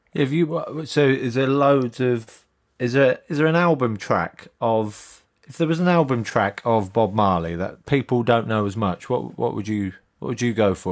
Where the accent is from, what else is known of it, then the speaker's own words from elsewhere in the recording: Northamptonshire, East Midlands, United Kingdom; I grew up in Northamptonshire.